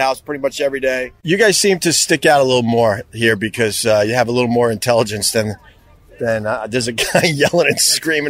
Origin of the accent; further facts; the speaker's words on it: New York City, New York, United States; I'm from New York City